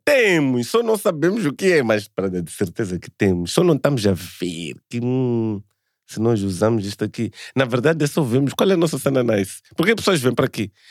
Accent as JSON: {"language": "Portuguese", "country": "Mozambique", "said": "sou moçambicano"}